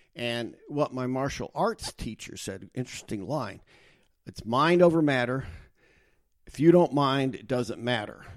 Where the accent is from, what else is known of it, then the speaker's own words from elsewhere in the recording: United States; I grew up in the United States.